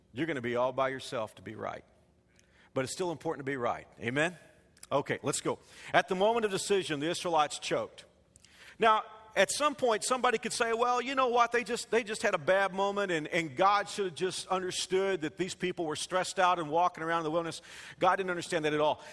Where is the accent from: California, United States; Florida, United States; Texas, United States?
Texas, United States; Fort Worth; the skyline of Fort Worth, my hometown